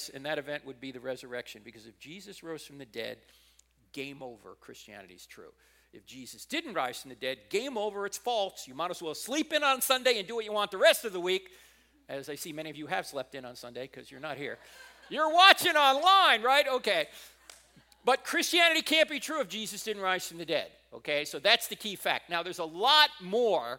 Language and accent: English; New Jersey, United States; moved away; I'm not originally from here. I'm originally from New Jersey